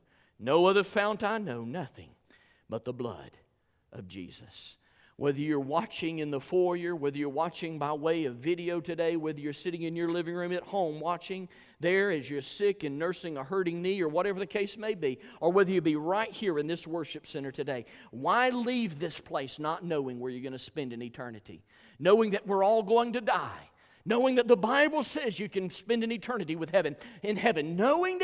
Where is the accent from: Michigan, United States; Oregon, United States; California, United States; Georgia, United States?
Georgia, United States; I'm from Georgia